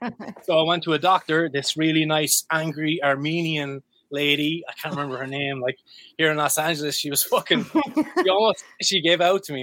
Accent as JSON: {"language": "English", "country": "Ireland", "said": "yeah, I'm Irish, I'm allowed to actually have a drink."}